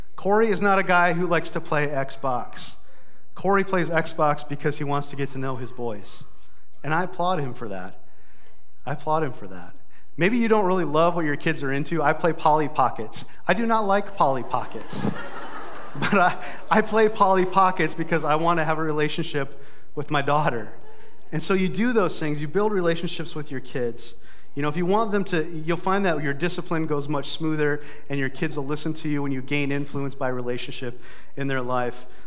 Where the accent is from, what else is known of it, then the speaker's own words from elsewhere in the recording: Brookings, South Dakota, United States; also born or lived in Sioux Falls, South Dakota; my hometown of Brookings